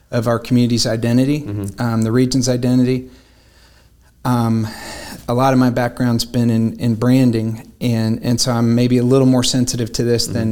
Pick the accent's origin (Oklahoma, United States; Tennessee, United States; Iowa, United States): Tennessee, United States; Chattanooga; no matter where we are in the world, mm-hmm. if somebody says where are you from, we say Chattanooga